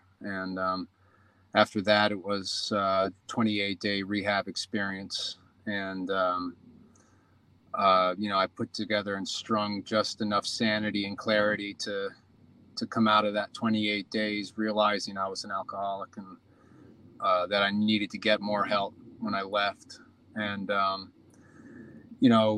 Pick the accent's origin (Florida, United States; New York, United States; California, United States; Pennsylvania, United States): New York, United States; moved away as an adult; also born or lived in Los Angeles; I grew up in New York.